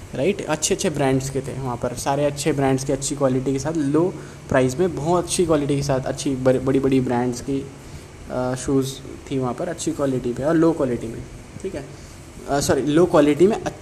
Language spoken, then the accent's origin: Hindi; Chhattisgarh, India; now in Chennai, India; मैं भी मैं भी छत्तीसगढ़ से हूँ